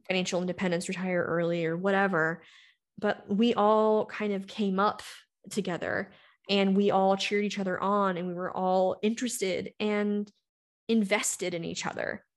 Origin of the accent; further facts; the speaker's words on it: the South, United States; now in Colorado, United States; I grew up in the South, so I've been to every kind of denomination, church, you can imagine